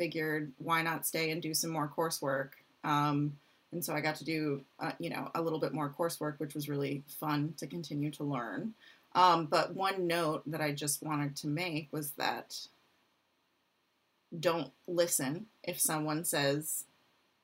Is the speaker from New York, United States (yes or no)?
no; Michigan, United States; moved away as an adult; I'm from Michigan